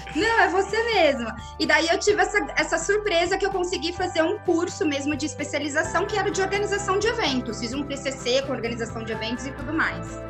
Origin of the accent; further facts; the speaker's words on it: Osasco, São Paulo, Brazil; eu nasci em São Paulo capital, mas eu fui criada em Osasco, osasquense